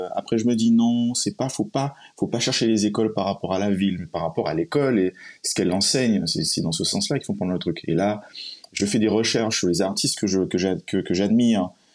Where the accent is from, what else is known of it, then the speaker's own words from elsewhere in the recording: Martinique; moved away; also born or lived in United States; je suis martiniquais